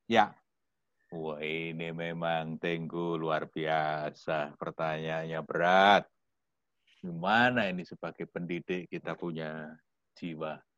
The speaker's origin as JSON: {"language": "Indonesian", "town": "Yogyakarta", "region": "Special Region of Yogyakarta", "country": "Indonesia", "said": "apalagi saya orang Jogja orang Jawa gitu ya"}